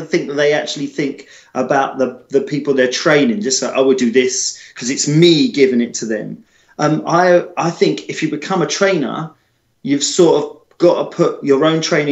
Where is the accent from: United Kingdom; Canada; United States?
United Kingdom; as British people